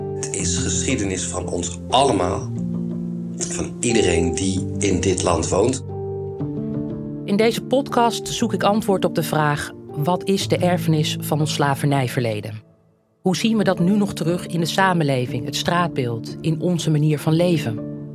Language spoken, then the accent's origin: Dutch; Netherlands; geboren en getogen in Nederland